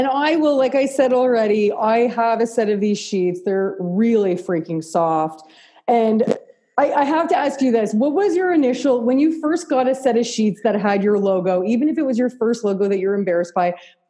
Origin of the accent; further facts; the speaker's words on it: Canada; I'll tell you where I feel it as a Canadian designer